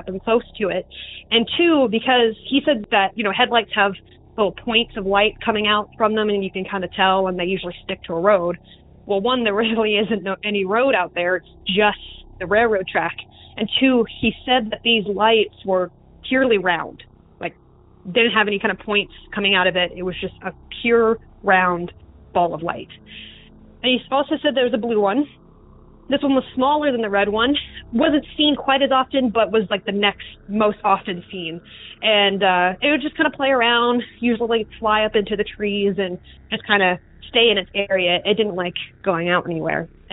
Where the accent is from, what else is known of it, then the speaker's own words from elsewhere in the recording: Southampton County, Virginia, United States; I come from Southampton County, Virginia